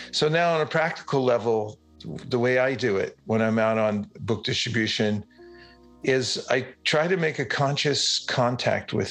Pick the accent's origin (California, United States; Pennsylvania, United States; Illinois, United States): California, United States; Uh, I first announce myself and say, I'm from California.